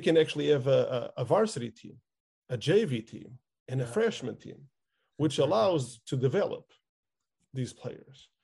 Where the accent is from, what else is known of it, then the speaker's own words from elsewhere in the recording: outskirts of Lisbon, Portugal; I lived in the outskirts of Lisbon, which is the capital